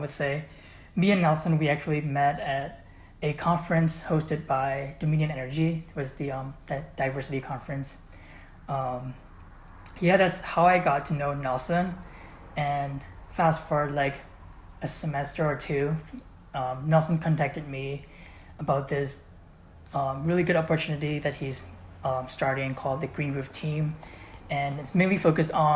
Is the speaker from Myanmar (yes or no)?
yes; Myanmar; now in Cleveland, United States; I'm an international student here, and I am originally from Myanmar, which is a country in Southeast Asia that is formerly known as Burma.